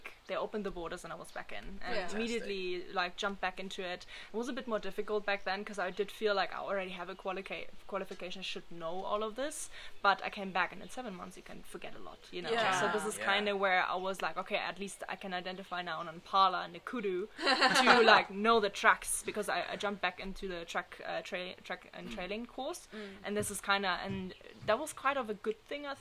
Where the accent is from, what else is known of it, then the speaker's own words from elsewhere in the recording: Berlin, Germany; moved away as an adult; now in South Africa; So I'm originally from Germany, from Berlin, from a city